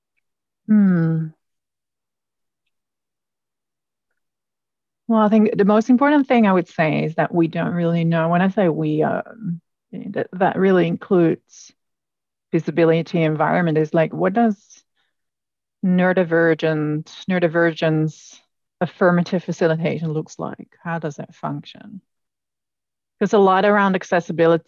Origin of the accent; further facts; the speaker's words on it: Netherlands; moved away; I come from the Netherlands